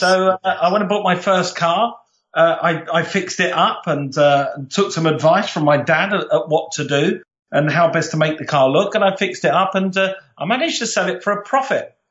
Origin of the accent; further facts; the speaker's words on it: London, United Kingdom; I'm from South London, very proud South Londoner